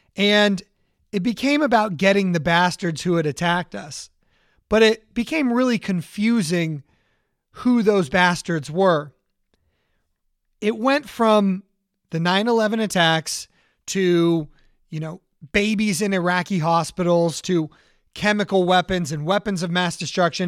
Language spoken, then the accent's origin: English; Orange County, California, United States; I grew up in Orange County, California